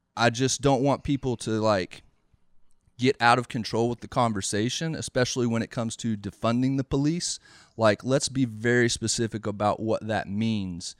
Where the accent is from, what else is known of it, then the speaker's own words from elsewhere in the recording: the South, United States; growing up in the South